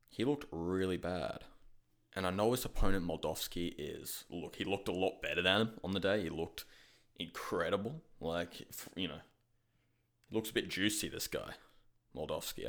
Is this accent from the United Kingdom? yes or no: no; Australia; I'm from Australia